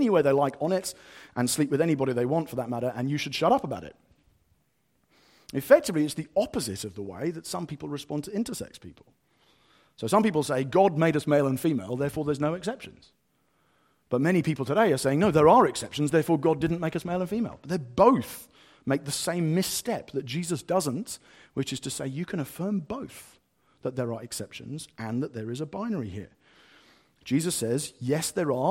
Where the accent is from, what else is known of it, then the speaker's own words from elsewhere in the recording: United Kingdom; I am white British